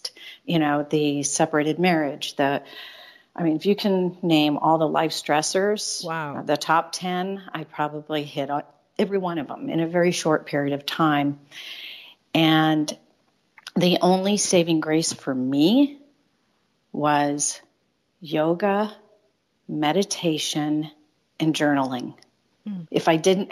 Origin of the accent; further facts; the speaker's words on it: Chicago, Illinois, United States; moved away as an adult; back home to Chicago, which is my hometown